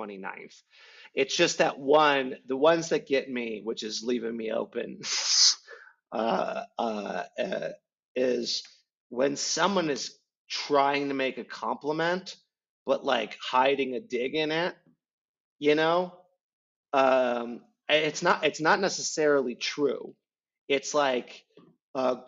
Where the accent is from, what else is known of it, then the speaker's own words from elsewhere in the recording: Midwest, United States; as a Midwesterner